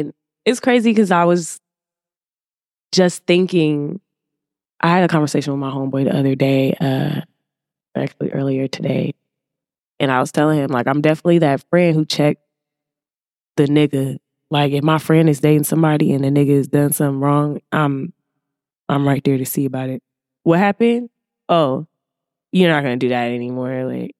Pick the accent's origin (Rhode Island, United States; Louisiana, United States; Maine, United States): Louisiana, United States; Alexandria; I'm from the South. Like Louisiana, you know, deep Alexandria, Louisiana.